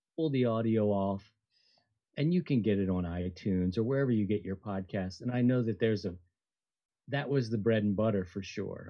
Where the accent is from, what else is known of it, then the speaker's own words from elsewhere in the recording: Baltimore, Maryland, United States; moved away; I grew up in a city where everything was a row home. I'm, I'm from Baltimore.